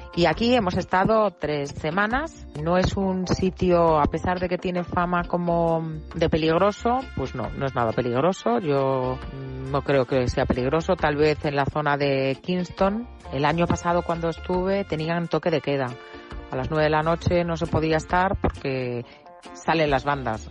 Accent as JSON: {"language": "Spanish", "country": "Spain", "said": "nosotros los españoles"}